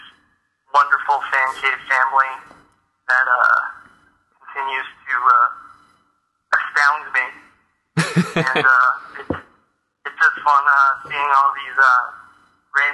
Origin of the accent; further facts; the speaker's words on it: Connecticut, United States; born or raised there; also born or lived in Daytona Beach, Florida